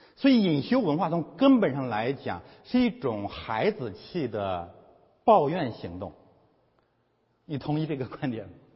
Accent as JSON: {"language": "Chinese", "country": "China", "said": "我们中国人更能了解这些宗教的现象了"}